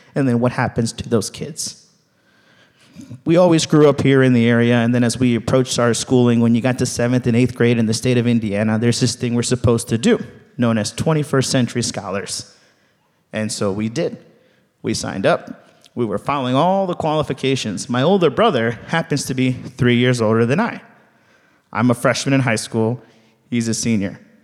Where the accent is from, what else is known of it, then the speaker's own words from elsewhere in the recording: Ciudad Madero, Tamaulipas, Mexico; now in United States; I was born in Ciudad Madero, Tamaulipas, in Mexico